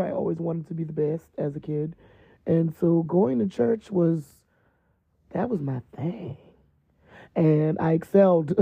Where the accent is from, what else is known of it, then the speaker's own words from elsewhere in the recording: East Coast, United States; moved away; I was raised on the East Coast